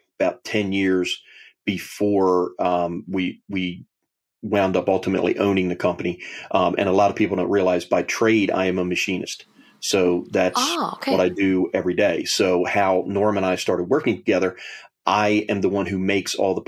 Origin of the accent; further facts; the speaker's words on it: Delaware, United States; I was born in Delaware